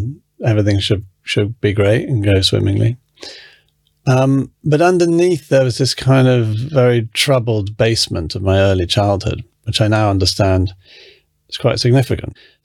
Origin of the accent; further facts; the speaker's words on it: England, United Kingdom; also born or lived in London; I was born in England. My mother's American. My father is English.